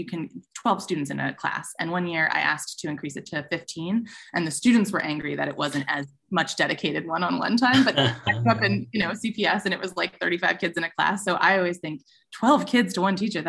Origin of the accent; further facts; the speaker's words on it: Chicago, Illinois, United States; growing up in Chicago, I used to go see TJ and Dave and stuff when I was a kid.